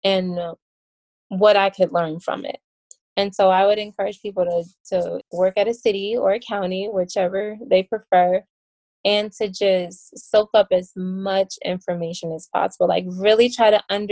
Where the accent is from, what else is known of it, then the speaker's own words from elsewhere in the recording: Chicago, Illinois, United States; moved away; Chicago, because that is my hometown, and I have a very strong desire not to live there, not to move back